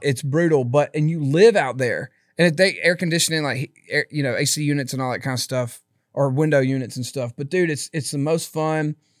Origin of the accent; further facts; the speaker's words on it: Philadelphia, Mississippi, United States; moved away as an adult; I absolutely loved my hometown.